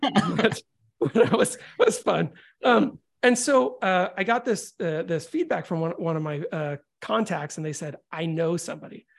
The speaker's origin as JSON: {"language": "English", "region": "Florida", "country": "United States", "tie": "born or raised there", "also_born_or_lived": "Chicago", "said": "I was born in Chicago, but I moved to Florida when I was young, and I grew up in a music household."}